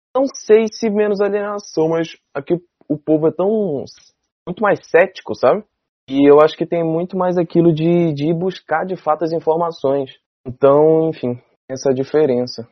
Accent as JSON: {"language": "Portuguese", "country": "Brazil", "said": "como brasileiro"}